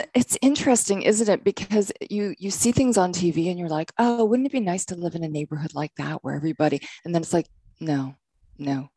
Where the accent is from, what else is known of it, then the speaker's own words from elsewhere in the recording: Canada; moved away as an adult; now in United States; I'm from Canada. I'm from Canada.